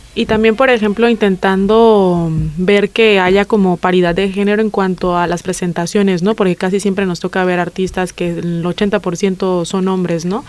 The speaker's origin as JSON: {"language": "Spanish", "town": "La Paz", "region": "Baja California Sur", "country": "Mexico", "moved": "yes", "said": "Yo vengo de México, de La Paz, Baja California"}